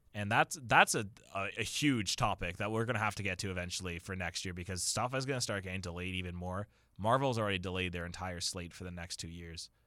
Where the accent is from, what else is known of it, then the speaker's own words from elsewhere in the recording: Waterloo, Ontario, Canada; it's my hometown